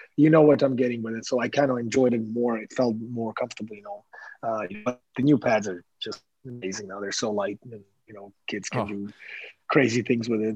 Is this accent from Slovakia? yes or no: yes; Slovakia; English is a second language; moved away